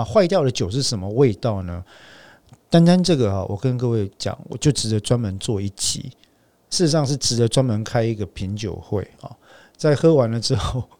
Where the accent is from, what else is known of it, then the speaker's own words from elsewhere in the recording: Taiwan; 身为台湾人的我